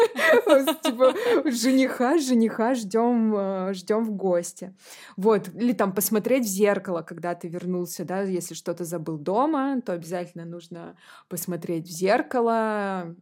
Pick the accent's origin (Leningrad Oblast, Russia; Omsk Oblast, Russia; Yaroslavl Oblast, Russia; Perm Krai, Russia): Leningrad Oblast, Russia; Podporozhye; now in Saint Petersburg, Russia; я выросла в Ленинградской области